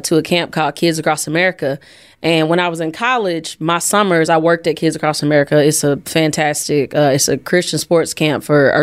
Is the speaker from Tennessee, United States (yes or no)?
yes; Jackson, Tennessee, United States; I'm from Jackson, Tennessee